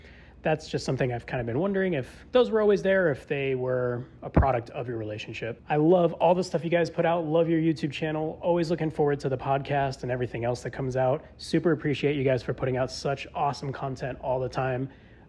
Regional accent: Tucson, Arizona, United States; also born or lived in Buffalo, New York; I'm from Tucson, Arizona. I actually was also born in Buffalo, New York.

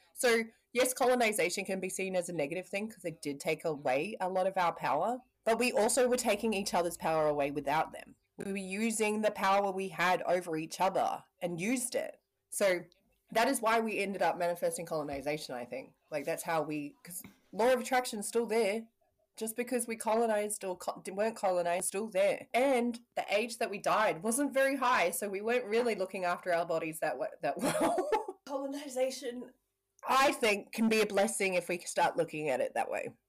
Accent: Parihaka, Taranaki, New Zealand; I'm from Parihaka

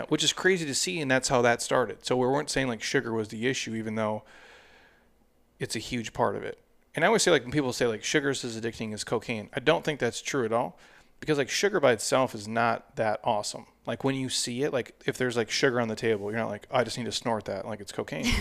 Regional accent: Midwest, United States; I grew up in the Midwest

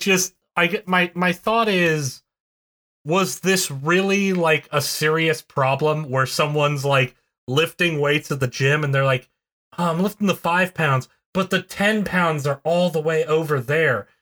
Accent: West Virginia, United States; I'm from West Virginia, so I have to pronounce every

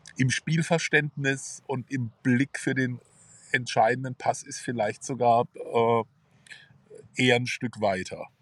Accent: Karlsruhe, Baden-Württemberg, Germany; Mühlburg, das ist meine Heimat. Äh, das ist auch übrigens eine Heimat des KSC. Äh, da verbinde ich ganz viel mit, auch ja. familiär, da bin ich groß geworden

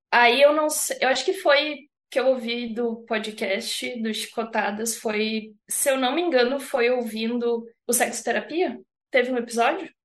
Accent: Santa Catarina, Brazil; na verdade eu sou natural de Santa Catarina, mas eu sou uhum. do meio oeste assim, então é mais para dentro do estado

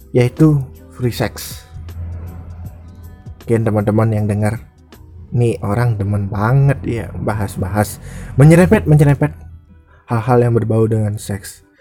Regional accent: Bali, Indonesia; di daerahku di Bali ini nggak menjadi hal asing lagi prostitusi ya

